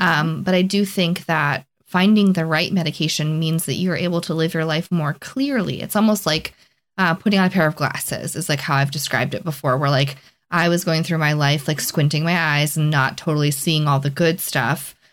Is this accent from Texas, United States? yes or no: no; Plymouth, Massachusetts, United States; moved away as an adult; I was born and raised in Plymouth, Massachusetts